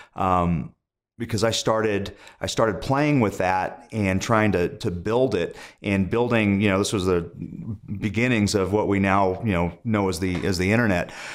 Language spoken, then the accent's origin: English; Indio, California, United States; moved away as an adult; also born or lived in Los Angeles / New York / Montana; I was born in the Los Angeles area, but I, I grew up in the desert in Indio, California